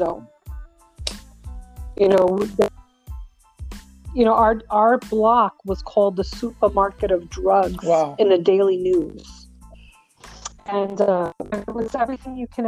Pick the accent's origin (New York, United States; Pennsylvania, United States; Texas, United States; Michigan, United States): New York, United States; New York City; moved away; I'm originally from New York. I grew up in Brooklyn.